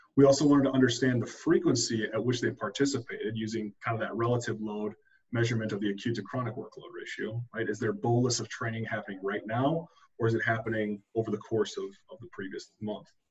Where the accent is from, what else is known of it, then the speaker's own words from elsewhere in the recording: Minnesota, United States; moved away as an adult; also born or lived in Chapel Hill, North Carolina; I'm originally from Minnesota.